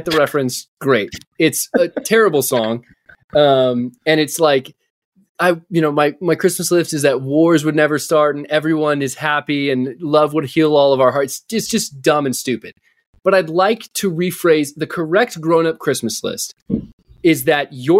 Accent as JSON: {"language": "English", "region": "the belt buckle of the Bible Belt", "country": "United States", "tie": "born or raised there", "said": "We grew up in the Bible, the belt buckle of the Bible Belt"}